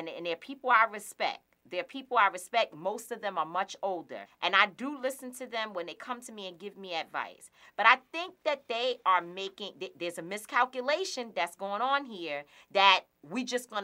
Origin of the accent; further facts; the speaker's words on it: New York City, New York, United States; I'm not just a regular New Yorker who just goes about work every day.